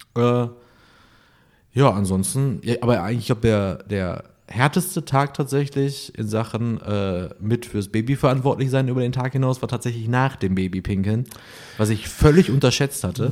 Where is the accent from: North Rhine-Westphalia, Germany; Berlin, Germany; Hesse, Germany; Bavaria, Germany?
North Rhine-Westphalia, Germany; Essen; now in Cologne, Germany; Ich bin ja aus Essen